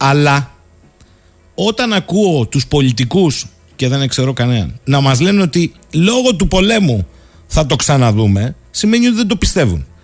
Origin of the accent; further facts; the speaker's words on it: Alexandroupoli, Eastern Macedonia and Thrace, Greece; την Τρίτη που έρχεται ο Πρωθυπουργό εδώ στην πατρίδα μου, την Αλεξανδρούπολη